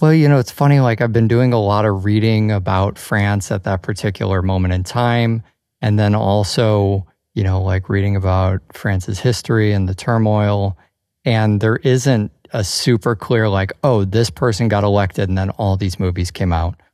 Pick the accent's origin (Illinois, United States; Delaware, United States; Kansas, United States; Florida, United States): Illinois, United States; Chicago; growing up in Chicago